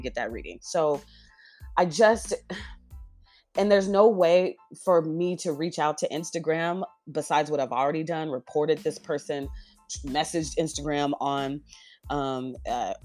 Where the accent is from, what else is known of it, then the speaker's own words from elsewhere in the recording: Seattle, Washington, United States; I'm from Seattle